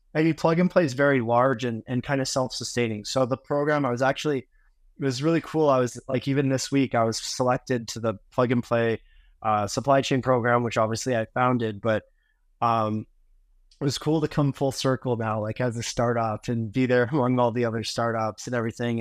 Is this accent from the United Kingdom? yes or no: no; Vancouver, British Columbia, Canada; moved away as an adult; I'm originally from Vancouver, Canada